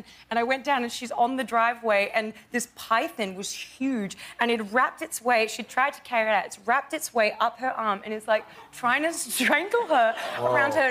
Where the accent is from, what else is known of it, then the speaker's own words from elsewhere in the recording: Gold Coast, Queensland, Australia; accent: Australian; moved away; On the Gold Coast. But I grew up in the hinterland part of the Gold Coast.